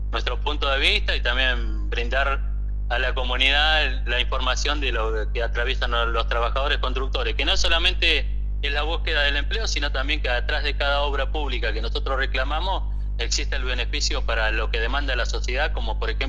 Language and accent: Spanish; Argentina; Dejar una planificación como argentinos y no salirnos de ahí, venga el gobierno que venga.